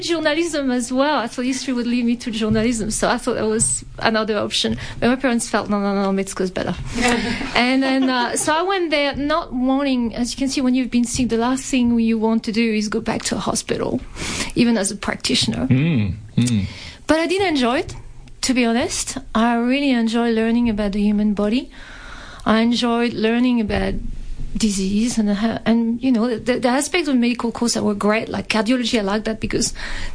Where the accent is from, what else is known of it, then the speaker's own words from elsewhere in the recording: France; accent: French; English is a second language; moved away as an adult; also born or lived in Clermont-Ferrand, France; now in Melbourne, Australia; as you can tell from the accent, I was born in France and I studied in France